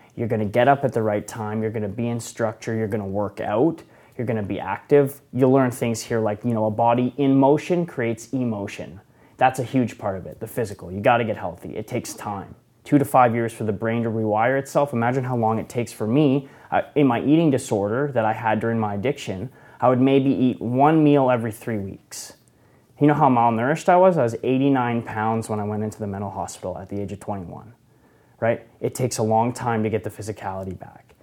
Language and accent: English; Okanagan, British Columbia, Canada; I'm from the Okanagan